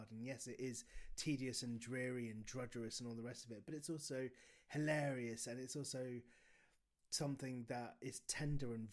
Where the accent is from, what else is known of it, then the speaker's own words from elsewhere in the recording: United Kingdom; I think there's an element of being British that means the longer you are a parent, the more you have to do that thing where you think it's the worst.